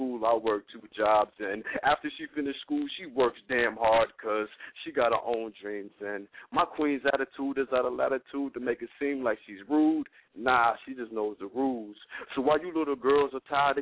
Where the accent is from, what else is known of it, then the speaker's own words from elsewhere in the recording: Georgia, United States; now in St. Louis, United States; I'm from Georgia